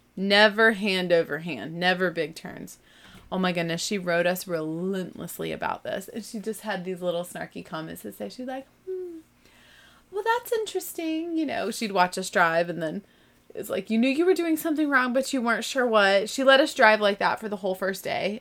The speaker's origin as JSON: {"language": "English", "region": "Texas", "country": "United States", "tie": "born or raised there", "said": "I'm from the South. I can tolerate heat. I was born in Texas"}